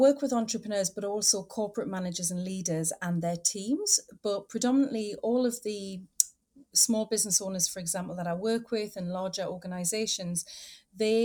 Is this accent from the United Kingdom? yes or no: yes; North East England, United Kingdom; also born or lived in Australia; now in London, United Kingdom; as you can tell by my accent, I'm not originally from Australia. I'm from the northeast of England in the UK.